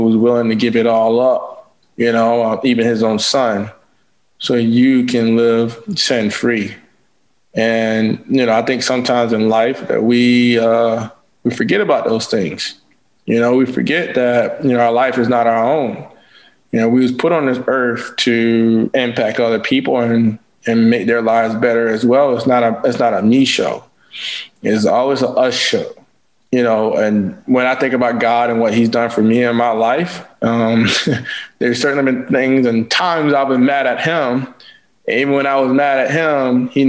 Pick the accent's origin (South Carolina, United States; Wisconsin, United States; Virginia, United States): South Carolina, United States; St. George; I was born in St. George, South Carolina